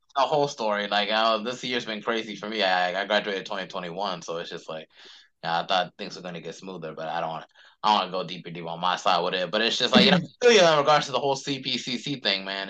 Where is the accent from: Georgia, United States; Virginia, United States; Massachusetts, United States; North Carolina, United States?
North Carolina, United States; Charlotte; I was actually born and raised in Charlotte too